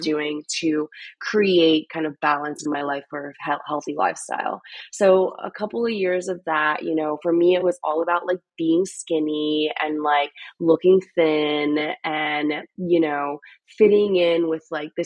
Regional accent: Philadelphia, Pennsylvania, United States; moved away as an adult; also born or lived in Chicago; now in Austin, United States; I'm from Philadelphia.

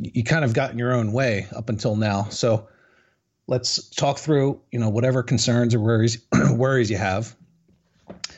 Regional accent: New Jersey, United States; also born or lived in Florida; now in Charlotte, United States; we're both initially from Jersey

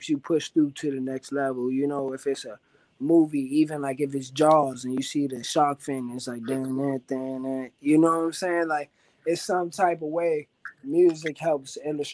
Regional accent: Washington, District of Columbia, United States; I'm not from Maryland, and I rep D.C. Like, I'm actually from D.C.

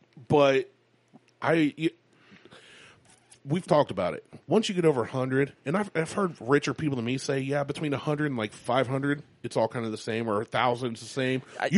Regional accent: United States; I'm an American

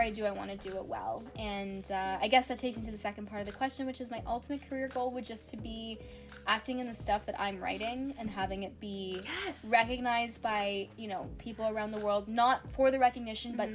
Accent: Canada; As a Canadian kid actor

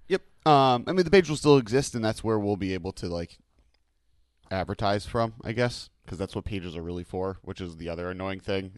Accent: Ohio, United States; my state, I'm from Ohio, and California

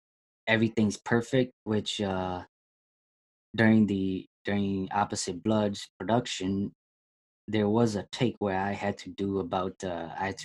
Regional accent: Minnesota, United States; I was born in Minnesota, I lived here my entire life, and never traveled out of country

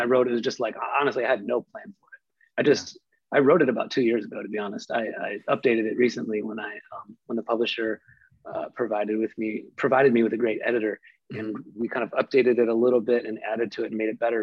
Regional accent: Midwest, United States; as someone growing up in the Midwest

